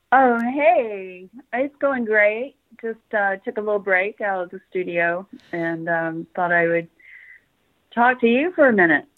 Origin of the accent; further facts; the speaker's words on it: Memphis, Tennessee, United States; also born or lived in Tucson, Arizona / Bloomington, Indiana; now in Salisbury, United States; I was born in Memphis.